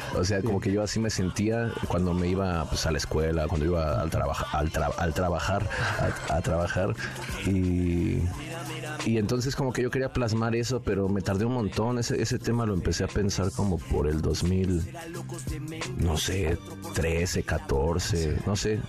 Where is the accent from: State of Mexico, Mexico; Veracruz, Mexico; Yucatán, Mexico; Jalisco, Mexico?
State of Mexico, Mexico; Nezahualcóyotl; nací ahí en Nezahualcóyotl